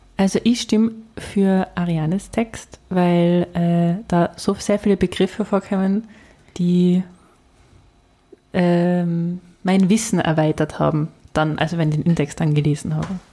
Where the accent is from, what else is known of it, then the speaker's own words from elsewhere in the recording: near Scharnitz on the Bavarian border, Tyrol, Austria; ich bin ja auch auf der Grenze quasi aufgewachsen, äh, an der äh, Tiroler bayerischen Grenze zu Richtung Garmisch